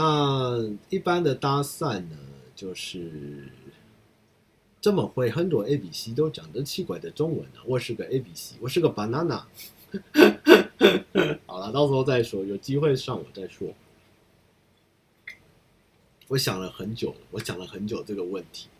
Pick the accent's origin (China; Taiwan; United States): United States; 我会说，我是一个从美国回来的 ABC，我这在台湾没有烤过肉，那我今天经过这边，可不可以跟你们一起烤个肉？那对，就是我想要带这些回忆回到美国去，因为我从小在美国是不烤肉的